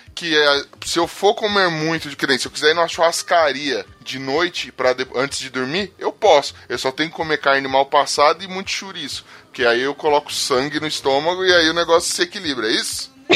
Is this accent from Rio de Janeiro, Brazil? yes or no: no; São Paulo, Brazil; eu ainda sou de Itaquera